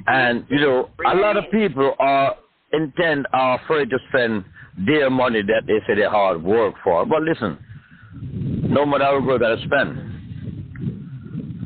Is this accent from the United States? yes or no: no; Jamaica; as Jamaican too, you come from a neighborhood